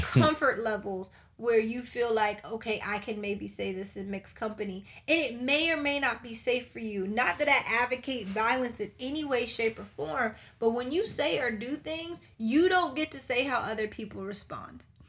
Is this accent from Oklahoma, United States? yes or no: no; Charleston, South Carolina, United States; we're from Charleston, South Carolina. We are from the hub of slavery